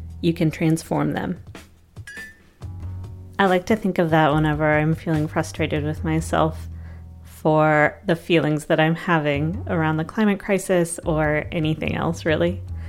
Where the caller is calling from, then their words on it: Columbia, Missouri, United States; I'm a listener from Columbia, Missouri.